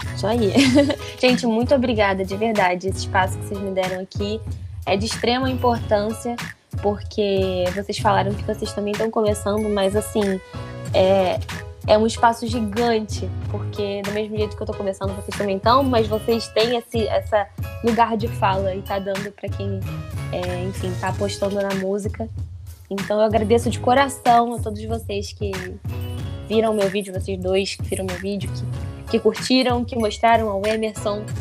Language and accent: Portuguese; São Gonçalo, Rio de Janeiro, Brazil; eu sou de São Gonçalo, mas é só atravessar a rua, eu tô em Niterói, porque eu moro em Canativa